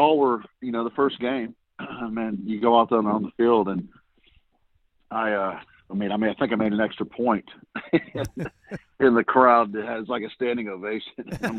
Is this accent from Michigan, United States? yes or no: yes; Detroit, Michigan, United States; And I grew up watching him in Detroit, you know, so yeah.